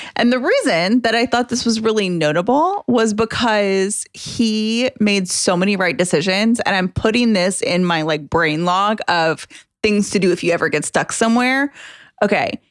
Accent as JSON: {"language": "English", "town": "Atlanta", "region": "Georgia", "country": "United States", "tie": "born or raised there", "said": "from Atlanta. Um, I was born and raised in Atlanta"}